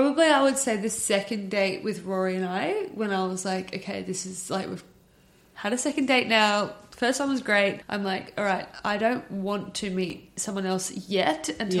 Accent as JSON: {"language": "English", "town": "Sydney", "region": "New South Wales", "country": "Australia", "tie": "born or raised there", "said": "growing up in the Northern Beaches, it's a bubble. And, like, everyone knows everyone."}